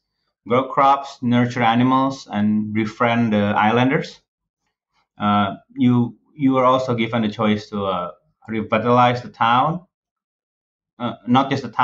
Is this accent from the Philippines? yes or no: no; Indonesia; English is a second language; I mean, me growing up in Indonesia, and Jeremy, he grew up in Bali.